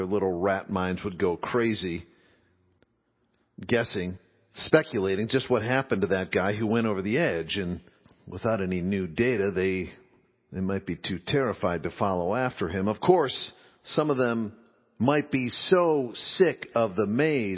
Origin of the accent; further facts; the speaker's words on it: Midwest, United States; as a boy growing up in the Midwest, being a red-blooded Midwestern boy in 9th, 10th grade